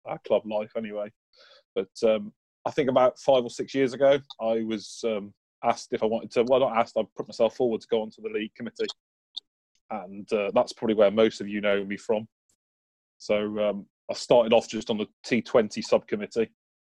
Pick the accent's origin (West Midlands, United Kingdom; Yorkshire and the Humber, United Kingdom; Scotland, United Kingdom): West Midlands, United Kingdom; Ludlow; I was brought up in Ludlow.